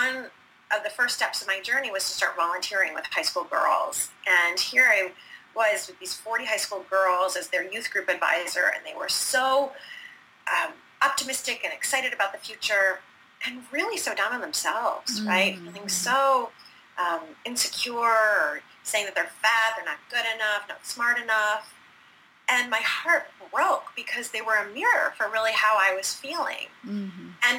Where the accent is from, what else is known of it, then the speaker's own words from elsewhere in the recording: Detroit, Michigan, United States; now in Philadelphia, United States; So I was that little girl growing up in the Midwest. I'm from Detroit, Michigan. And so I grew up in the Midwest